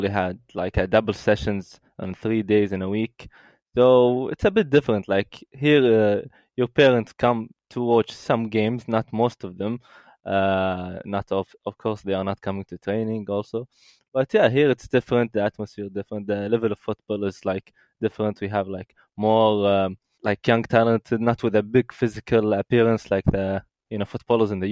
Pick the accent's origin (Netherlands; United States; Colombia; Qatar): Qatar; Doha; I started at Aspire Academy. It's an academy for sport excellence here in Doha. I started at 7 or 8 years old, and then go up into the academy until I got graduated from it.